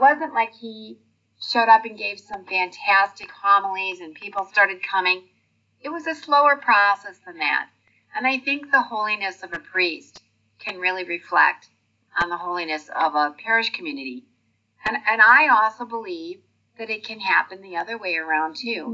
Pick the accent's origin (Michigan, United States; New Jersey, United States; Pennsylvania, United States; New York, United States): Michigan, United States; Detroit; moved away; I'm originally from Detroit, Michigan, and we've lived in a few other states, but we've been here for 28 years.